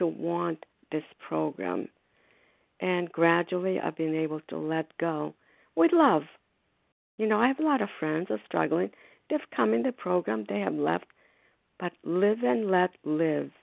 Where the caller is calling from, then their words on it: Foxborough, Massachusetts, United States; I'm calling from Foxborough, Massachusetts